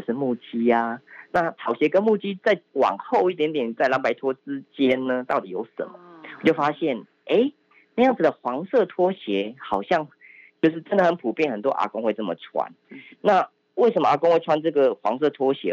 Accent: Yilan County, Taiwan; 我们自己也是这边长大，所以我们父母也在里面卖衣，卖衣服

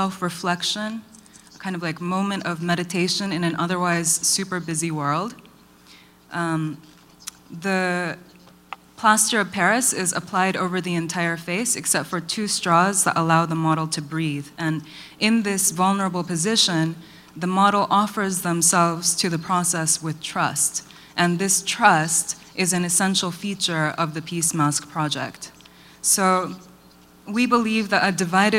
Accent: Kyoto, Japan; I was born in Kyoto, Japan, to a Korean mother and an American father

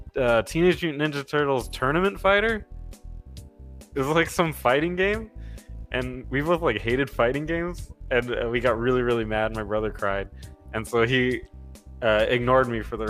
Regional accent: Arizona, United States; I'm from Arizona

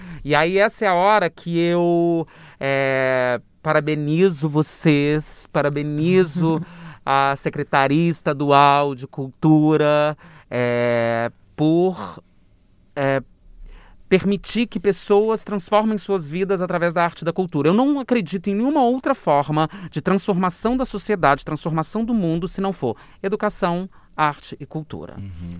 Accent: interior of Minas Gerais, Brazil; moved away as an adult; also born or lived in Rio de Janeiro; eu sou do interior de Minas

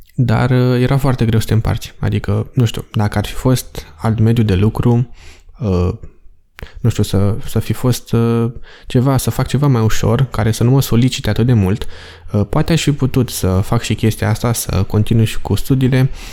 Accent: Romania; moved away as an adult; also born or lived in England; sunt român

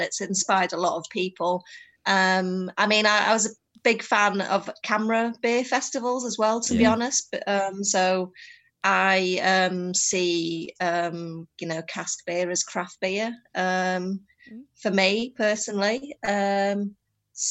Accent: the Northeast, North East England, United Kingdom; moved away as an adult; also born or lived in Leeds; growing up in the Northeast, you basically drank brown ale, Newcastle brown ale

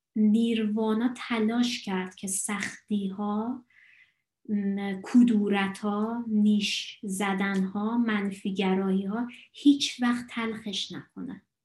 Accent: Iran; also born or lived in Dalarna, Sweden; now in Sweden; من از ایران میام

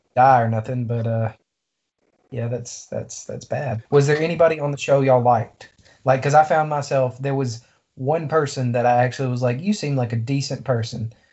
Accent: Deep South, United States; to be from the deep south, we certainly are.

